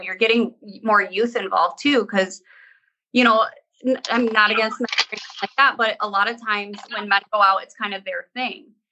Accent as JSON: {"language": "English", "region": "Great Lakes", "country": "United States", "tie": "born or raised there", "said": "I grew up on the Great Lakes"}